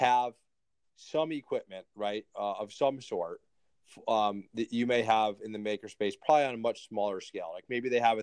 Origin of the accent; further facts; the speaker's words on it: Connecticut, United States; I grew up in Connecticut